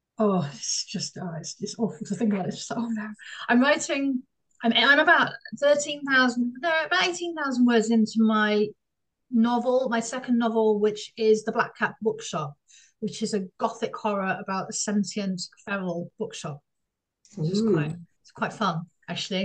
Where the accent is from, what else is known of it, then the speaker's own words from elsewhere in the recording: Oxford, South East England, United Kingdom; moved away as an adult; now in Stuttgart area, Germany; I live in South Germany, but I'm originally from Oxford